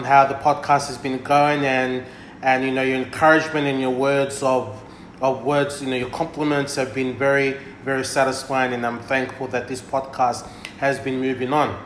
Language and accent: English; Tailevu, Central Division, Fiji; me being from Tailevu